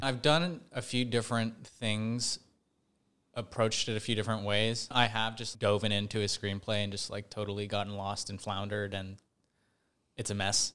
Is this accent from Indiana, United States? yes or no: no; Bay Area, just north of San Francisco, California, United States; I grew up in the Bay Area, just north of San Francisco